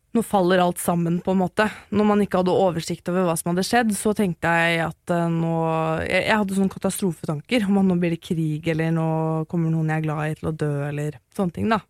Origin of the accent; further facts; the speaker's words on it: Oslo, Norway; also born or lived in Maridalen; Jeg vokste opp på Kjelsås, og litt i Maridalen